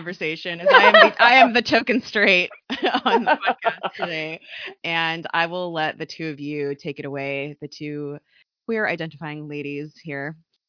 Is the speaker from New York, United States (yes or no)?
no; Southern California, United States; I grew up in Southern California where it's a little bit more accepted here.